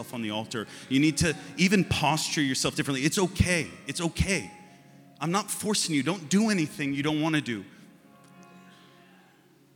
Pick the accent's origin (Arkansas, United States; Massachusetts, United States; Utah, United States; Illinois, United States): Massachusetts, United States; And we're from Massachusetts, and we put storm windows on our windows